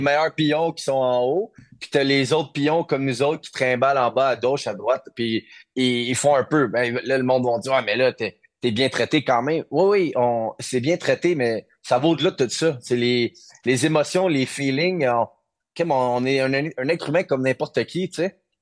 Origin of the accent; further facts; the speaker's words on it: Quebec, Canada; on est des Québécois, on est fiers